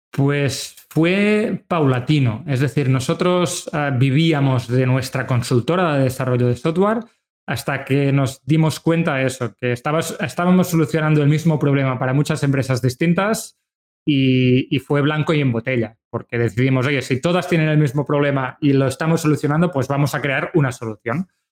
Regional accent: Manresa, Catalonia, Spain; nosotros somos de Manresa, que es una ciudad cercana a Barcelona

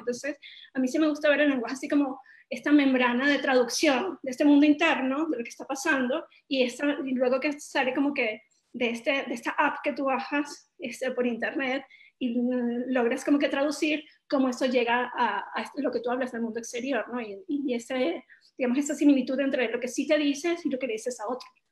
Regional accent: Venezuela; venimos de Venezuela, un país que ha estado en crisis durante mucho tiempo

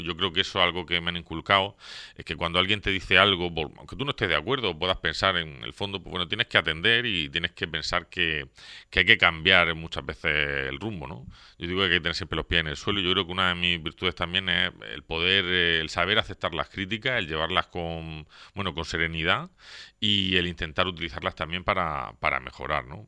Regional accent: Torre Pacheco, Region of Murcia, Spain; vecino de Pacheco desde que nací. He vivido aquí toda mi vida, toda mi vida. nací en el barrio de San Juan

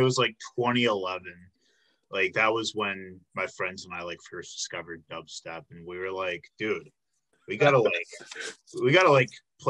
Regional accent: Illinois, United States; moved away as an adult; now in Milwaukee, United States; I came here for college, I'm from Illinois

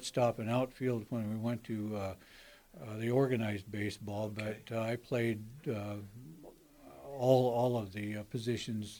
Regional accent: Potlatch, Idaho, United States; also born or lived in Colfax; I grew up in Potlatch, Idaho

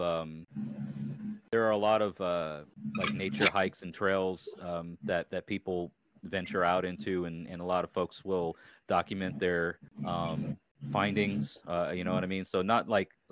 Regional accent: Long Island, New York, United States; moved away as an adult; also born or lived in Hudson Valley, New York; now in Tennessee, United States; I'm originally from Long Island, and my family moved.

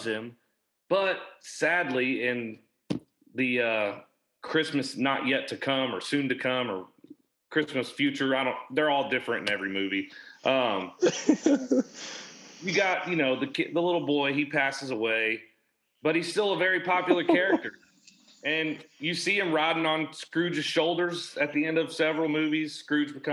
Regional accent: United States; I'm an American.

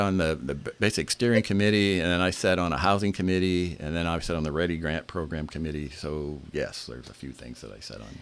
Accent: Bremen, United States; I was born and raised in Bremen. Uh, I graduated from Bremen High School in 1975. Um, I've, I've lived there my whole life.

